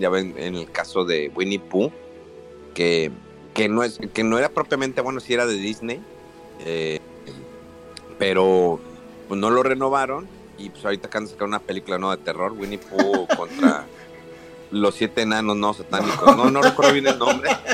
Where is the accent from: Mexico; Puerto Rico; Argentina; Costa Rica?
Mexico; Monterrey, Nuevo León; moved away; si soy de Monterrey